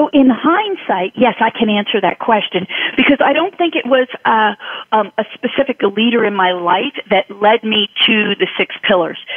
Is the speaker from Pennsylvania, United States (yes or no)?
yes; Philadelphia, Pennsylvania, United States; I grew up in Philly